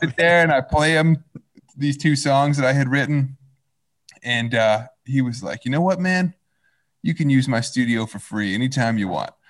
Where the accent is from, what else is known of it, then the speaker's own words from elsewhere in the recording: Fayetteville, Arkansas, United States; moved away as an adult; now in Los Angeles, United States; I was born and raised in Fayetteville in Northwest Arkansas